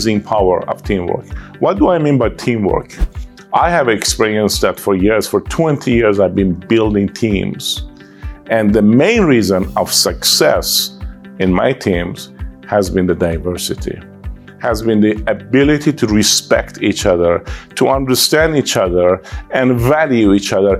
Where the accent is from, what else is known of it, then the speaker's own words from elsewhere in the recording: Iran; English is a second language; moved away as an adult; now in United States; I came from Iran. I'm from Iran. I came to US 22 years ago.